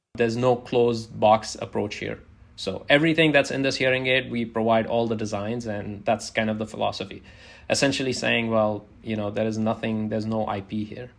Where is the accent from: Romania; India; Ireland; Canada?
India; now in United States; where I grew up in India